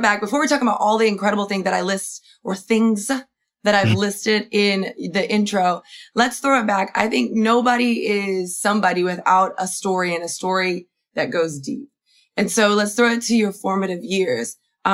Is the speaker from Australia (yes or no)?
no; Miami, Florida, United States; I'm from Miami, Florida